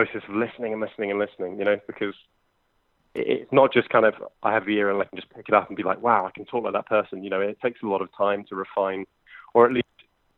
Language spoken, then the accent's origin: English; London, United Kingdom; accent: posh; I'm from London in the UK, as you can probably tell from my very posh white accent.